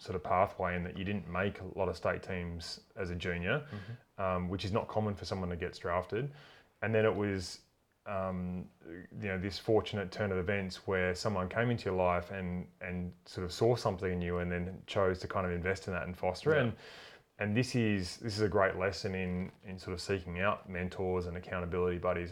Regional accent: Tasmania, Australia; I grew up in Tassie

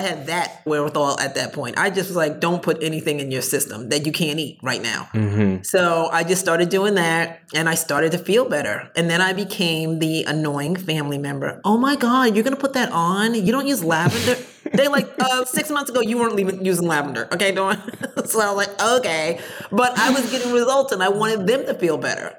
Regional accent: New Jersey, United States; I'm from Jersey

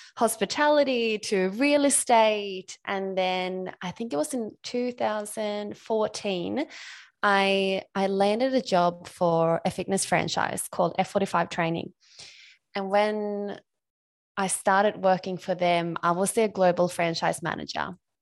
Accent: Sweden; moved away as an adult; now in Australia; I'm Swedish. I grew up in Sweden, um, and I moved to Australia back in two thousand ten.

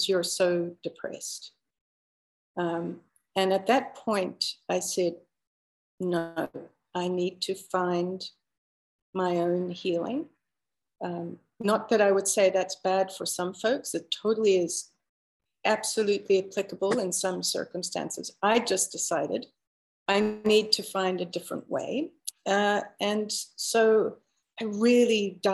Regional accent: South Africa; moved away as an adult; now in Canada; I was born and raised in Africa for 30 years. And so I only immigrated to Canada when I was 28.

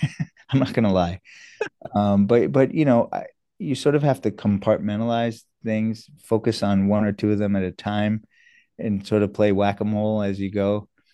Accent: New York, United States; also born or lived in South Africa / Canada; now in Boston, United States; from second grade on, I was in New York, and I've been on the East Coast ever since

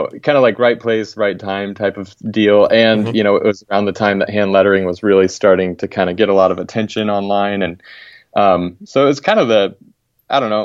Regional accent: Pryor, Oklahoma, United States; moved away as an adult; also born or lived in Tulsa, Oklahoma / East Coast; now in Edmonds, United States; I actually grew up in Oklahoma, a small town called Pryor. I was born in Tulsa, so basically kind of grew up in that general area

